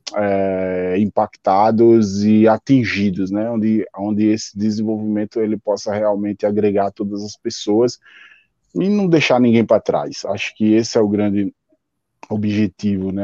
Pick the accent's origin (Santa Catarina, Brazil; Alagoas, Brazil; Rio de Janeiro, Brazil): Alagoas, Brazil; sou de Alagoas, então eu cresci realmente nessa realidade